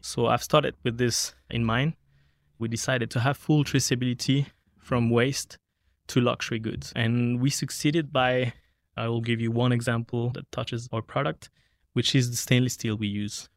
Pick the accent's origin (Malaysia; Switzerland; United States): Switzerland; Geneva; also born or lived in Zurich; I grew up in Switzerland, in Geneva